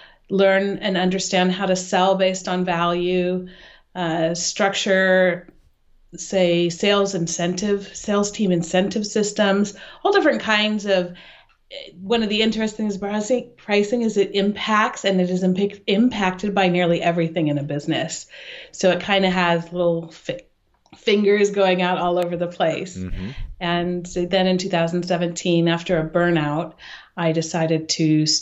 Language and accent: English; Sacramento, California, United States; moved away as an adult; now in Switzerland; I grew up in Sacramento, California